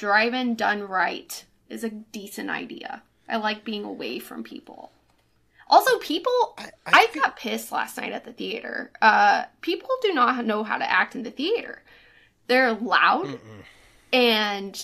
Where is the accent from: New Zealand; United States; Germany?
United States; Belle, Missouri; also born or lived in Bland, Missouri / Washington, Missouri; I live in Washington, the second place you named. But I grew up in Belle, Missouri.